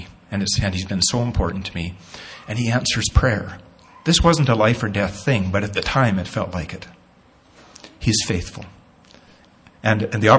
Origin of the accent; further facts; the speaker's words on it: Nanton, Alberta, Canada; Growing up in Natton as a kid, a young teen, probably 13 or so, used to go down to the creek, Mosquito Creek in Natton